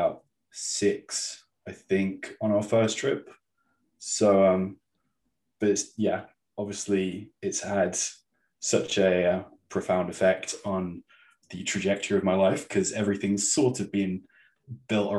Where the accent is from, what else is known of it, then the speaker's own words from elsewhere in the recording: Torquay, South West England, United Kingdom; there was a place in my hometown, Torquay, called the Fun Factory